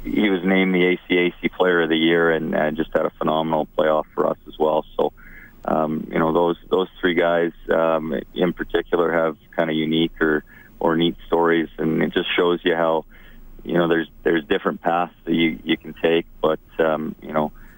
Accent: Edmonton, Alberta, Canada; growing up in the Edmonton area here

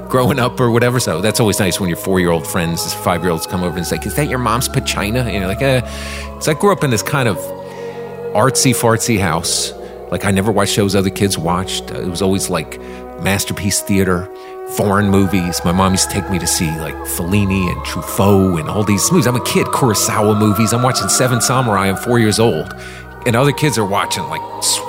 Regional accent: Washington, District of Columbia, United States; I grew up in Washington, D.C. in the 70s

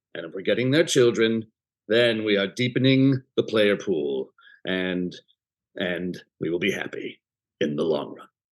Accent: Chicago, Illinois, United States; I'm from Chicago

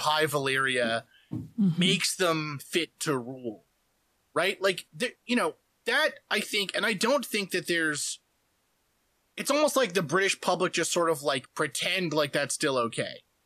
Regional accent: United States; as Americans

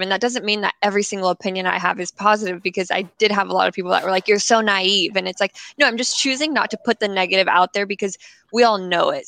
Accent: California, United States; I live in Los Angeles, born and raised in California.

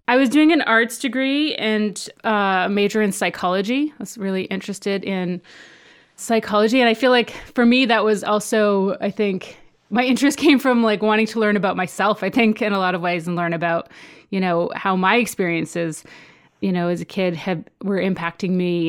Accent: southern Saskatchewan, Canada; moved away as an adult; also born or lived in Halifax; now in United States; I grew up on my reserve in southern Saskatchewan, so very kind of rural area

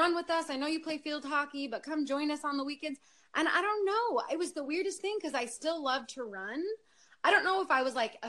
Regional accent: Northern California, United States; I grew up in Northern California up in the mountains

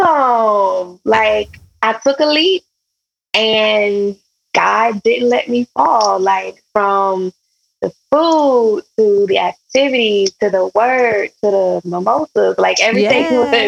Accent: Dinwiddie County, Virginia, United States; now in Hampton Roads, United States; Born and raised, actually, county called Dinwiddie County. I call it the real DC, but it's not the real DC. but that's in the 804 area. Came out here for school. Went to Norfolk State

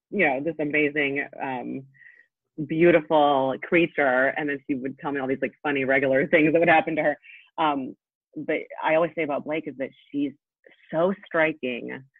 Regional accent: Poland; born there; I was born in Poland, so um, both of my parents have had thick accents.

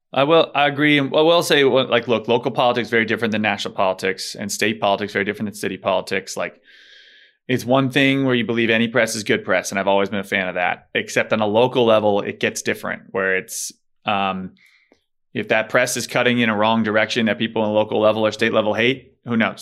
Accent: United States; as an American

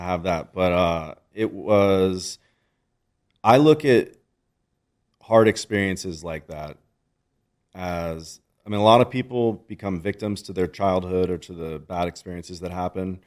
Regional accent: United States; I was born in America

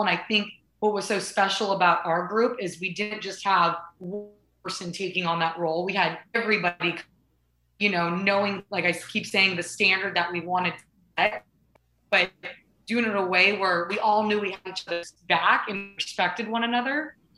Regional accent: Southern California, United States; moved away as an adult; also born or lived in Oklahoma; I grew up in Southern California

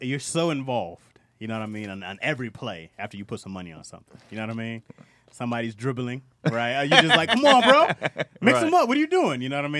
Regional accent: Lansing, Michigan, United States; I'm from Lansing. That's where Michigan State is.

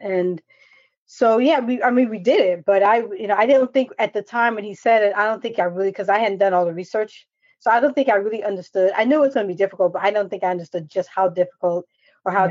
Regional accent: New York, United States; moved away; I'm from New York

